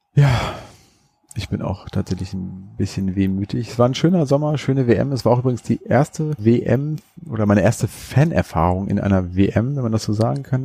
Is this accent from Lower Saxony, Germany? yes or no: yes; Hannover, Lower Saxony, Germany; bei uns in Hannover